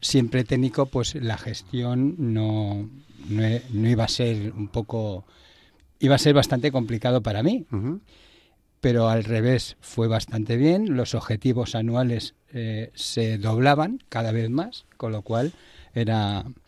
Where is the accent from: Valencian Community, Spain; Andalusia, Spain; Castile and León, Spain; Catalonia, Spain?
Catalonia, Spain; Barcelona; moved away as an adult; now in Madrid, Spain; yo soy de Barcelona y vine a Madrid a, llevar una empresa